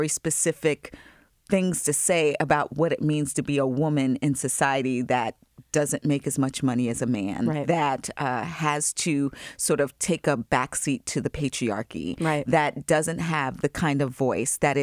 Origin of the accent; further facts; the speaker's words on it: Long Island, New York, United States; I'm from New York